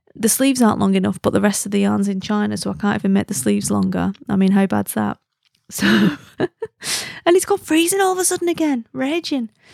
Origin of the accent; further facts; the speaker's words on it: Wigan, North West England, United Kingdom; accent: Wigan; I am Lancastrian